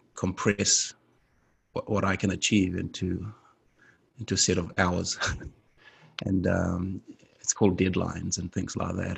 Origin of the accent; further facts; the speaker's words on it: Fiji; I come from the Fijian Islands